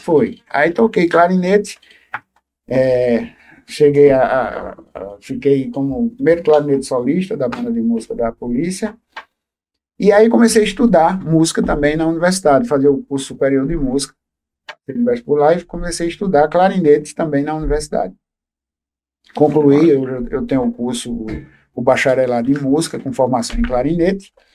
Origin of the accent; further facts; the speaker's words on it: Livramento, Paraíba, Brazil; also born or lived in Água Branca, Paraíba; eu cheguei em livramento com 5 anos de idade, tanto é que eu me considero filho de livramento e filho de Água Branca